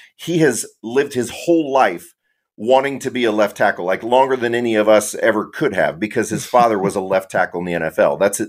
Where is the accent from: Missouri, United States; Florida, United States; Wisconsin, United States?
Missouri, United States; Kansas City; moved away; I grew up in Kansas City